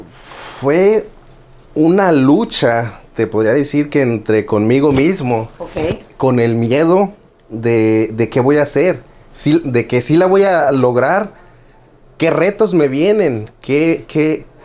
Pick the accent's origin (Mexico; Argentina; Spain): Mexico; Tijuana, Baja California; also born or lived in Guerrero; now in United States; Este, soy eh, mecánico eléctrico. Este, vengo de Tijuana, Baja California, nacido en Guerrero y siempre digo malcriado en Tijuana.